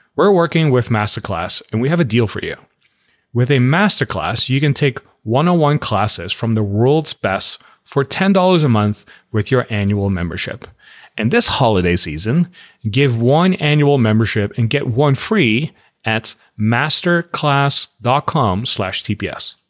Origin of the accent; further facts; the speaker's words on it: Netherlands; moved away as an adult; also born or lived in Los Angeles; now in United States; I grew up in the Netherlands